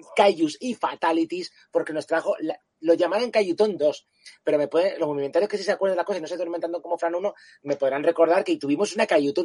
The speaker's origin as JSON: {"language": "Spanish", "region": "Canary Islands", "country": "Spain", "also_born_or_lived": "Spanish mainland", "moved": "yes", "said": "yo también soy un canario que me sacaron de mi hábitat natural."}